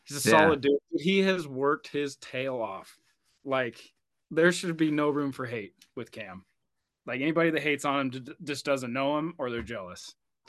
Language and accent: English; Oregon, United States; moved away as an adult; now in Utah, United States; So I grew up in Oregon. I lived there for 26 years until I moved to Utah.